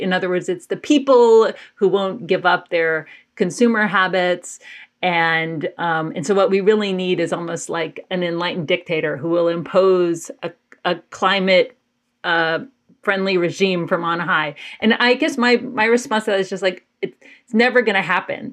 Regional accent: Athens, Georgia, United States; I grew up in Athens, Georgia

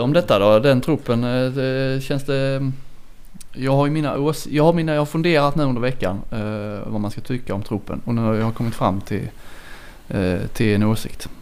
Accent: Kristianstad, Skåne, Sweden; jag är från Kristianstad

